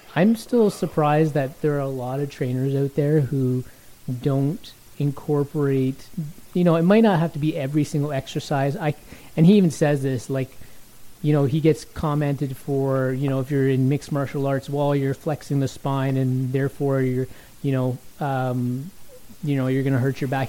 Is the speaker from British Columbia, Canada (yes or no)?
no; Toronto, Ontario, Canada; I grew up in Toronto